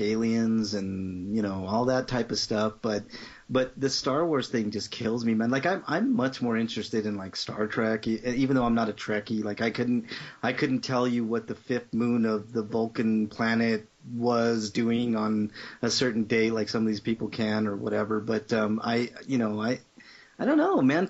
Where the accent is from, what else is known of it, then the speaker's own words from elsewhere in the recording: Denver, Colorado, United States; I born and raised in Denver